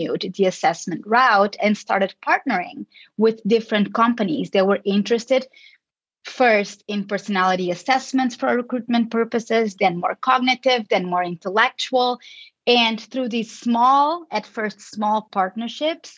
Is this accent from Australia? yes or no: no; Lisbon, Portugal; moved away as an adult; also born or lived in Chicago, United States / California, United States; I am originally from Lisbon, Portugal, but I got most of my education in the States